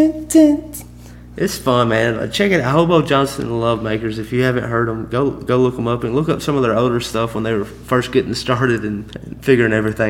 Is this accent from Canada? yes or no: yes; Canada; I'm Canadian, but I'm kind of... Country music is my genre.